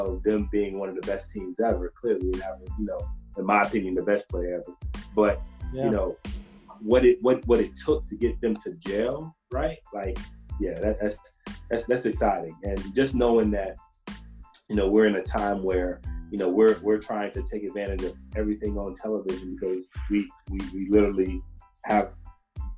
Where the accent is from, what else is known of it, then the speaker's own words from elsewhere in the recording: Chicago, Illinois, United States; I'm from Chicago